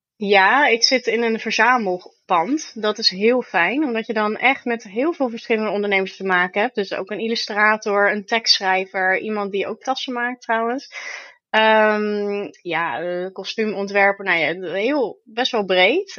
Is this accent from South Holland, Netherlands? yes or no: yes; Vlaardingen, South Holland, Netherlands; in mijn geboortestad